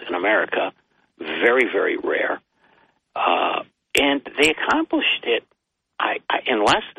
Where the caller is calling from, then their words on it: Binghamton, New York, United States; Well, it's … from Binghamton.